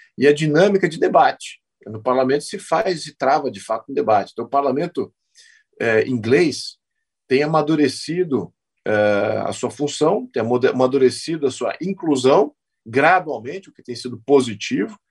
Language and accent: Portuguese; Brazil